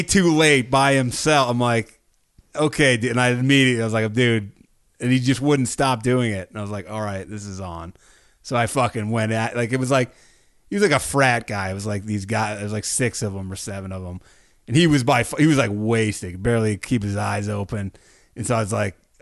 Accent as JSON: {"language": "English", "region": "Massachusetts", "country": "United States", "said": "I'm from Massachusetts"}